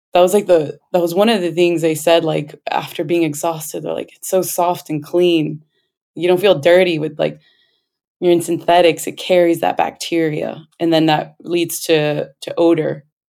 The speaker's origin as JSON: {"language": "English", "town": "Los Angeles", "region": "California", "country": "United States", "tie": "born or raised there", "said": "We are both born and raised in Los Angeles, California, but our parents are from Peru, the Andes part."}